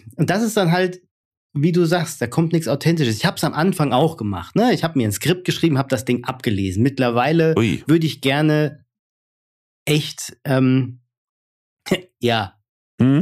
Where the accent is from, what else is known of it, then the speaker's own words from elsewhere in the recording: Hesse, Germany; accent: Hessian; ich bin halt aus Hesse